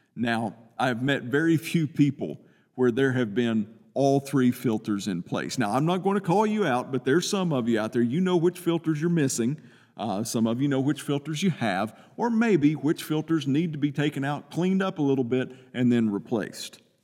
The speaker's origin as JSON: {"language": "English", "region": "Eastern Kentucky", "country": "United States", "said": "I'm from Eastern Kentucky."}